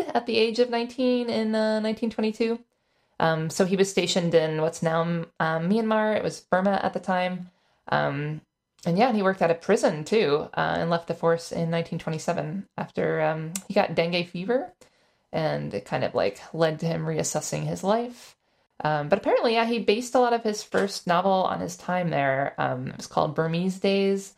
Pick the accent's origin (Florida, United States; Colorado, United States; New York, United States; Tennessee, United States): Florida, United States; I'm from Florida